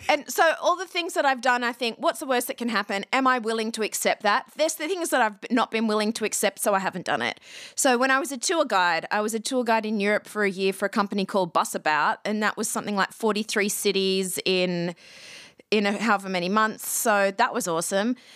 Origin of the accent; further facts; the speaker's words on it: Australia; moved away as an adult; also born or lived in Athens, Ohio / Los Angeles; I'm Australian, But I actually went to college in Ohio